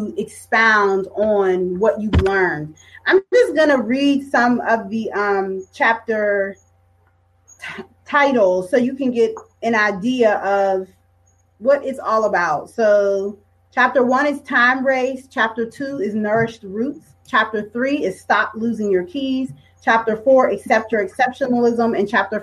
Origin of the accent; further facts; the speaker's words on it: Pittsburgh, Pennsylvania, United States; growing up in Pittsburgh